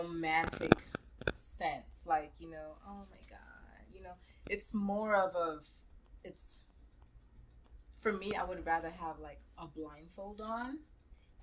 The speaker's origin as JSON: {"language": "English", "region": "New York", "country": "United States", "tie": "born or raised there", "said": "I grew up in New York"}